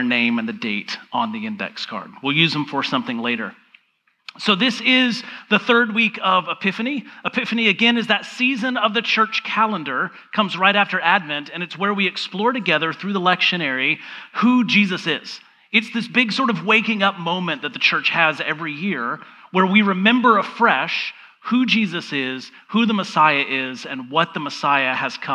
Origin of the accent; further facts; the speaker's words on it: Georgia, United States; I grew up in the South. I grew up in Georgia